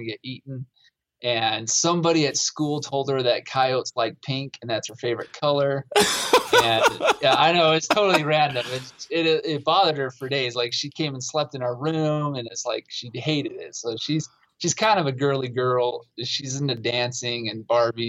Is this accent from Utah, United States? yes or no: yes; Provo, Utah, United States; I'm from Utah, grew up in Provo, hunted.